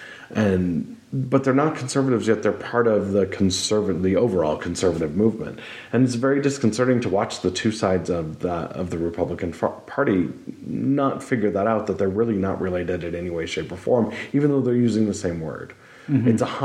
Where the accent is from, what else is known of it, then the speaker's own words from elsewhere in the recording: Montana, United States; but I was raised in Montana